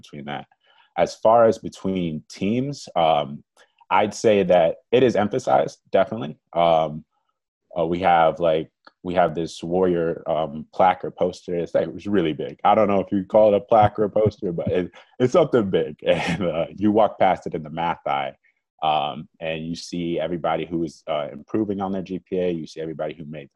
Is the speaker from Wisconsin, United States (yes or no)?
yes; Mequon, Wisconsin, United States; I'm from Mequon, Wisconsin